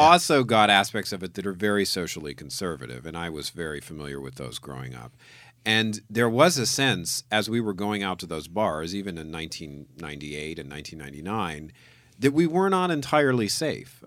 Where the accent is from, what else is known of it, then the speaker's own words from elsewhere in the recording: New Orleans, Louisiana, United States; I grew up in New